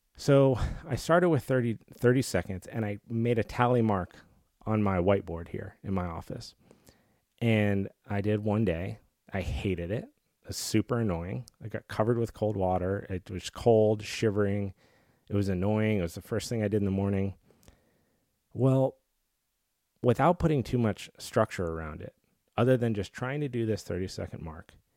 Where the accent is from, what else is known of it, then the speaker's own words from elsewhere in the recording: Colorado, United States; I grew up in Colorado